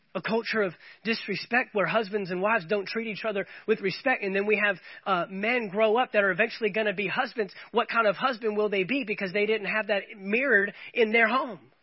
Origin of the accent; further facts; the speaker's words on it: United States; as well as being American citizens